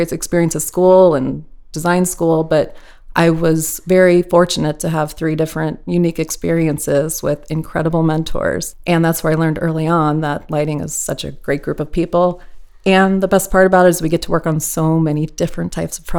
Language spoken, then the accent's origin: English; Midwest, United States; I grew up in the Midwest